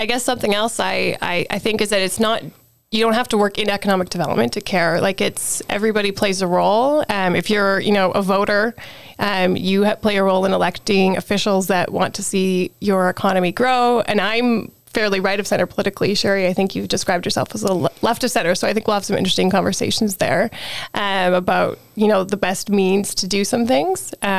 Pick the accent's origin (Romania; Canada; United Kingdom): Canada; Calgary, Alberta; moved away as an adult; now in Edmonton, Canada; I live in the Edmonton region, but I grew up in Calgary